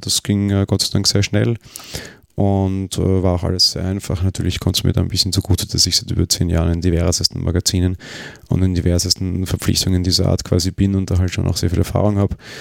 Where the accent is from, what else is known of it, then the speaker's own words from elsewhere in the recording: Vienna, Austria; Wir sind ja beide Wiener